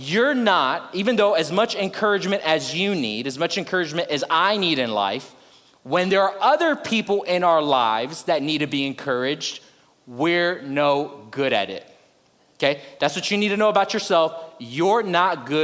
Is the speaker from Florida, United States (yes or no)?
yes; South Florida, United States; now in Houston, United States; I'm originally from South Florida